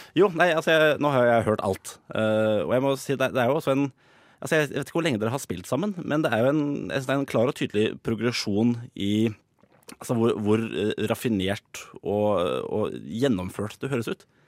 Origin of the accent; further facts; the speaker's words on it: Drøbak, Akershus, Norway; jeg kommer jo fra Drøbak